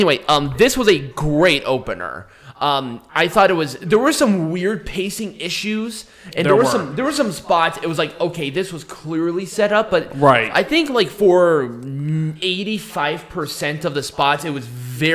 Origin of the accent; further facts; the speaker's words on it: England, United Kingdom; we're stupid English people and build the wall.